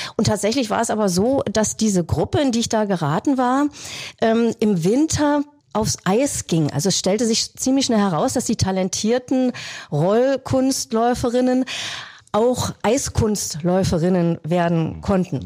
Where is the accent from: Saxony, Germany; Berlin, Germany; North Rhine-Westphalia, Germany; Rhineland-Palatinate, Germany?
Berlin, Germany; moved away as an adult; now in Wildau, Germany; Eigentlich bin ich ja eine waschechte Berlinerin